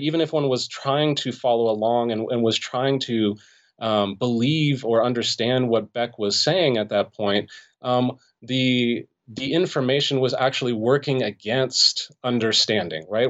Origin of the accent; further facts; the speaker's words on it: Los Angeles, California, United States; I grew up in the Los Angeles area in the San Fernando Valley